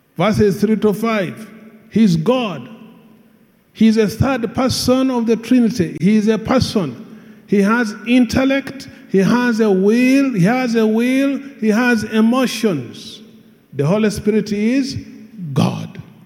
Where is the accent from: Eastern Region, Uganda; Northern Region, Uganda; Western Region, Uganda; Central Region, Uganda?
Western Region, Uganda; Hoima; I come from Hoima